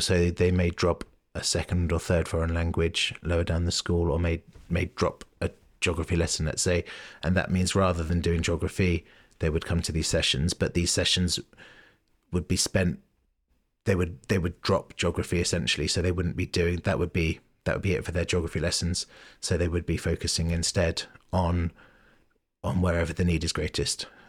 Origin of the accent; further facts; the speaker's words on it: London, United Kingdom; moved away as an adult; now in Bristol, United Kingdom; I grew up in London, um, Southwest London